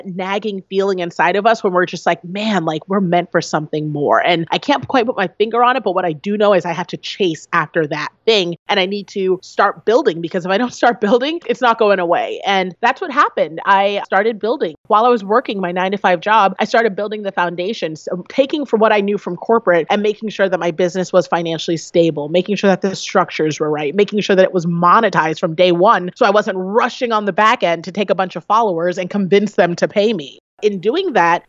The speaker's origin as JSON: {"language": "English", "country": "United States", "tie": "born or raised there", "said": "I am the daughter of two African immigrants that fought and worked very hard to get here"}